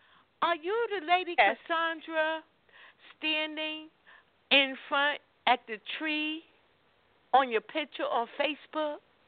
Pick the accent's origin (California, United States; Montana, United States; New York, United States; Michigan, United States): New York, United States; New York City; moved away as an adult; now in Atlanta, United States; I lived in New York. I was born in Georgia, Atlanta. I'm mm-hmm. a Grady baby. I was raised in New York.